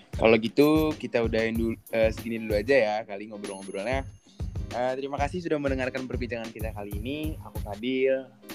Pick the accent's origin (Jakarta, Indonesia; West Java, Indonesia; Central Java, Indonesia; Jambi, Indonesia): Jakarta, Indonesia; aku dari Jakarta aku di SMA 21 dulu